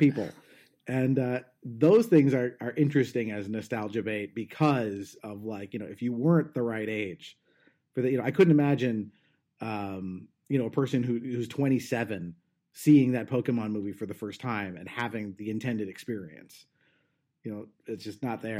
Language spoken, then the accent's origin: English; Southern California, United States; I'm from Southern California.